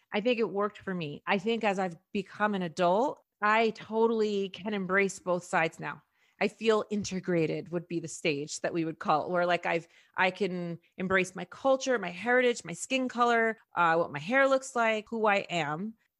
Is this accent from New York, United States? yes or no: yes; New York City, New York, United States; first language Spanish; I was born in Harlem and was raised for the first 7 years in Washington Heights. So I pretty much only spoke Spanish. So I had family. I'm mixed.